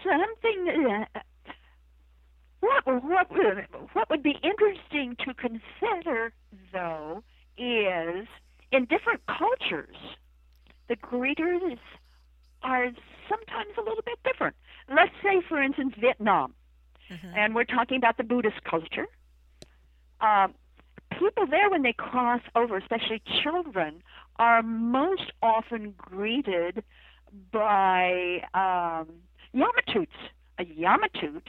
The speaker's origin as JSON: {"language": "English", "region": "Idaho", "country": "United States", "moved": "yes", "lives_now": "Charlottesville, United States", "said": "I come from Idaho"}